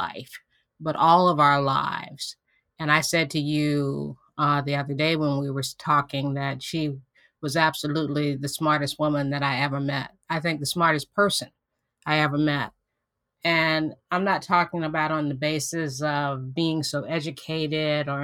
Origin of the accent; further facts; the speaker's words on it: Hopewell, Virginia, United States; Hopewell, which is my hometown